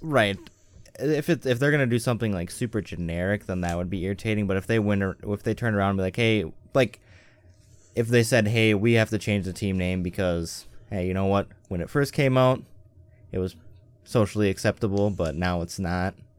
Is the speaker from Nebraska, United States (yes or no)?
no; Western Wisconsin, United States; I grew up in Western Wisconsin